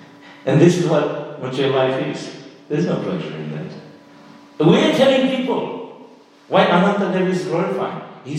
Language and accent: English; India; now in Australia; I was born in India.